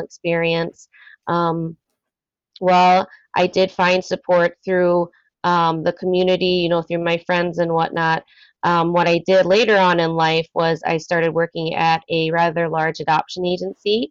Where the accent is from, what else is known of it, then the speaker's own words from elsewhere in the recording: Minneapolis–Saint Paul, Minnesota, United States; also born or lived in South Korea; I grew up in the Twin Cities here in Minnesota